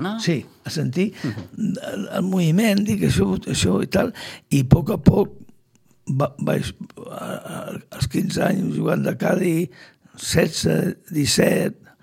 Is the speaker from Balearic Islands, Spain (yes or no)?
no; Sitges, Catalonia, Spain; soc fill de Sitges, i porto sitges al cor